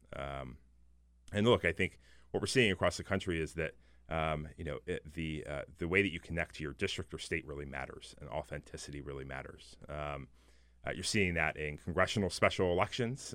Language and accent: English; Maryland, United States; I'm actually from Maryland. I grew up there